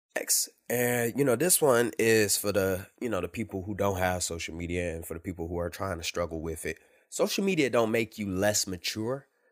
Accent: Detroit, Michigan, United States; I grew up in Detroit

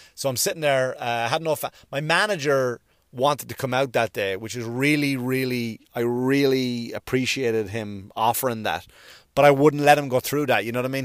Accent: Ireland; now in United States; I'm an Irish, I'm, I'm an Irish citizen and I'm a U S citizen

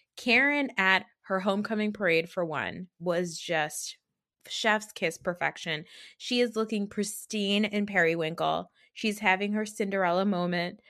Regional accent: New Jersey, United States; I'm from New Jersey. I've grown up around a lot

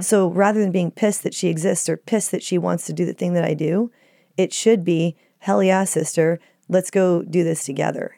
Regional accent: Dallas, Texas, United States; now in Los Angeles, United States; I grew up in Dallas, Texas

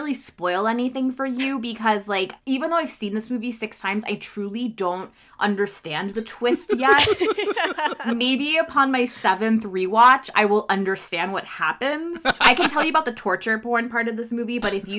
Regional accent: Miami, Florida, United States; I grew up in Miami

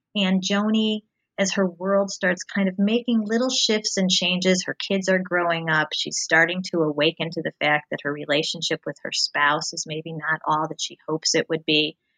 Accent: outside of Cincinnati, Ohio, United States; moved away; I grew up um, outside of Cincinnati, Ohio

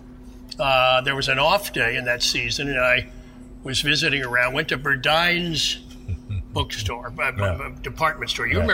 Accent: Wilmington, Delaware, United States; moved away as an adult; now in Orlando, United States; I grew up in Wilmington, Delaware

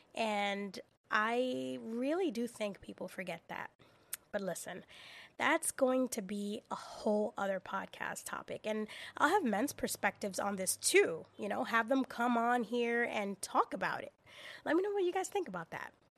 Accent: New York City, New York, United States; as a girl and as a young woman growing up in the Bronx.

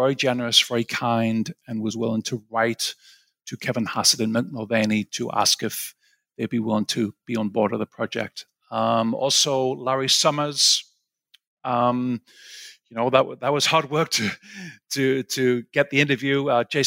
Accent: Sunderland, North East England, United Kingdom; moved away as an adult; also born or lived in Aberdeen / Cambridge / St Andrews; now in United States

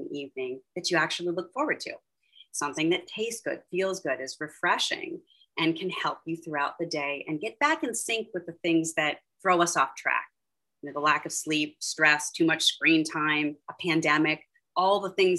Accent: Pittsburgh, Pennsylvania, United States; moved away; I'm from Pittsburgh originally.

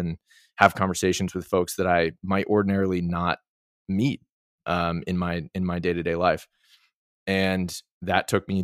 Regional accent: outside of Boston, Massachusetts, United States; I grew up outside of Boston with not a lot of money

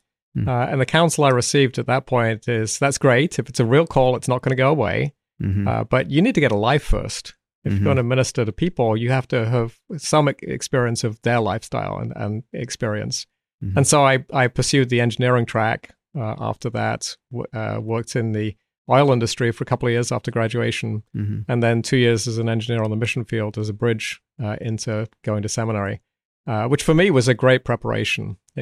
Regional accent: South East England, United Kingdom; accent: a bit of South London; It's hard to place because my parents were Scottish, but I grew up in the south of England. So there's a bit of a South London there.

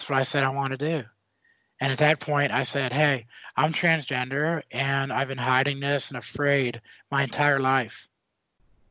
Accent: United States; as an American, as a citizen, I'm going to join the military.

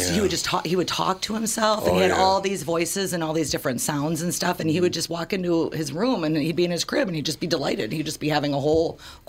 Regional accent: St. Paul, Minnesota, United States; also born or lived in Woodbridge, Virginia; Mostly St. Paul in that side of town. I was born in St. Paul. And then when I was a kid, we moved to Washington, D.C. My dad was working for the Securities Exchange Commission for the government for about 7 years. So we lived down there in Woodbridge, Virginia.

